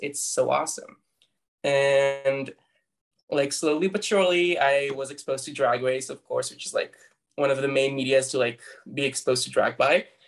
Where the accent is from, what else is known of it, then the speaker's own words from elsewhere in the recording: Tel Aviv, Tel Aviv District, Israel; I was born and raised, and I still live in Tel Aviv, Israel